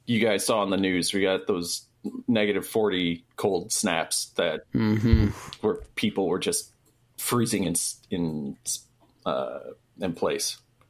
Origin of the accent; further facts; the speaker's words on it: Michigan, United States; Right here, Southeast Michigan.